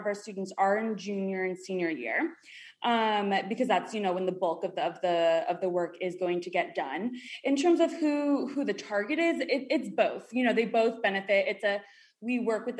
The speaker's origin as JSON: {"language": "English", "region": "New York", "country": "United States", "also_born_or_lived": "Miami", "moved": "as an adult", "said": "So I'm from New York originally, and then I went down south to the University of Miami"}